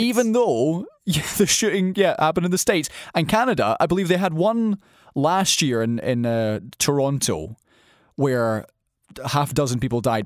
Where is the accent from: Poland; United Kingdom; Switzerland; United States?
United Kingdom; Scotland; a Scottish person